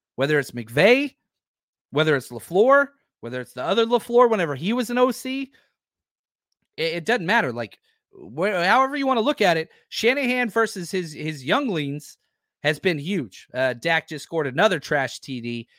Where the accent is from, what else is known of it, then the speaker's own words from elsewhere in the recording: Dallas, Texas, United States; moved away; I was born and raised in Dallas, Fort Worth.